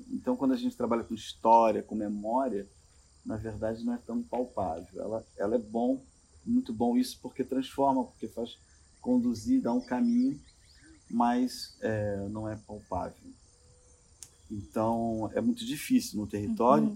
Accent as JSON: {"language": "Portuguese", "region": "Rio de Janeiro", "country": "Brazil", "said": "perigoso que perigoso é onde eu estou, de onde eu venho"}